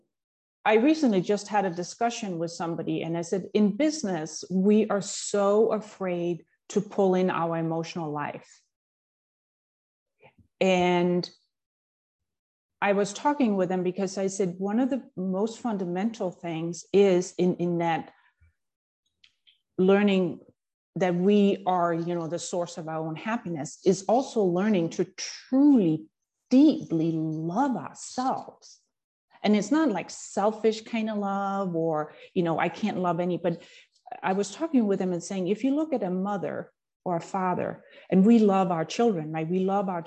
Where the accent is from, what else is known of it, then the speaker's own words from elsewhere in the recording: Denmark; moved away as an adult; now in United States; I grew up in Denmark and started out a typical corporate career in finance. And then when I moved to the US in my late 20s